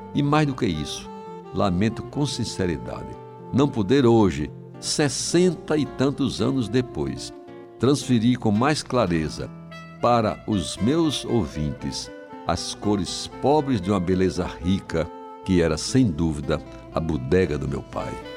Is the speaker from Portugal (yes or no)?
no; João Pessoa, Paraíba, Brazil; vizinho à casa onde nasci, em Jaguaribe